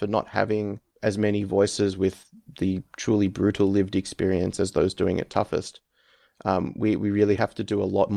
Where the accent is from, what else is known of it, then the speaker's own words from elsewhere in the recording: Melbourne, Victoria, Australia; now in Canberra, Australia; I am from Melbourne originally and now live in Canberra